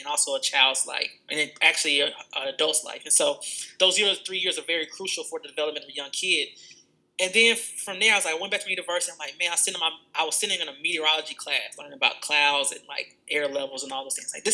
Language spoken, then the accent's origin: English; Atlanta, Georgia, United States; From Atlanta, Georgia. Not born, but raised. Mom moved here when I was 1 year old in the 90s